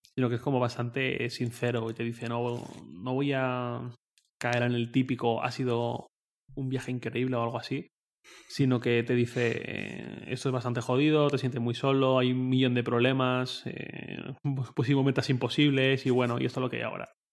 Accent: Valencia, Valencian Community, Spain; moved away as an adult; also born or lived in Torrent; now in Madrid, Spain; yo vivía en Valencia, de donde soy

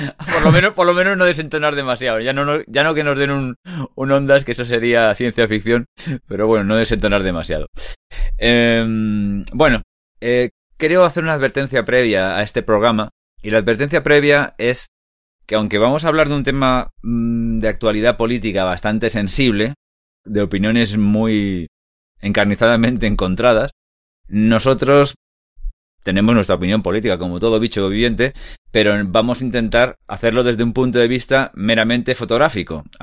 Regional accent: Catalonia, Spain; now in Madrid, Spain

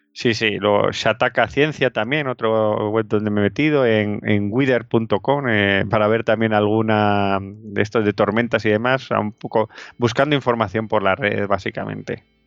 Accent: Madrid, Community of Madrid, Spain; Nosotros, por ejemplo, somos de Madrid, aquí el riesgo sísmico es nulo

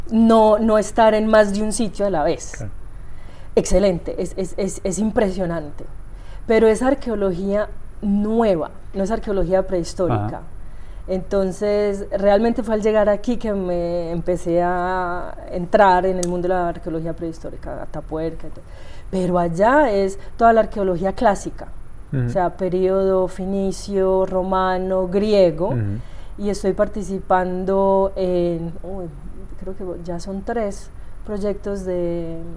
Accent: Medellín, Antioquia, Colombia; De Medellín. De Medellín.

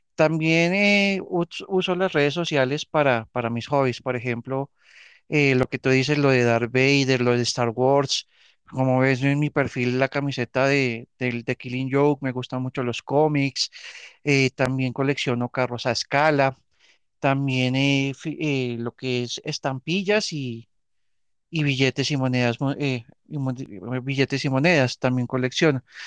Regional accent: Colombia; soy colombiano

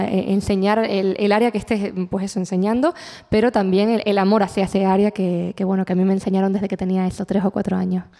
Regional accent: La Palma, Canary Islands, Spain; mi tierra

